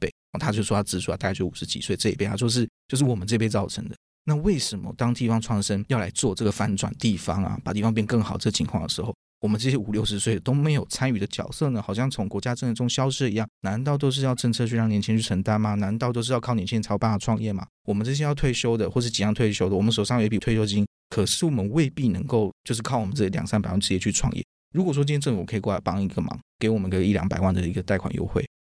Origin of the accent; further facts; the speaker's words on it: Kaohsiung, Taiwan; 我也是高雄人嘛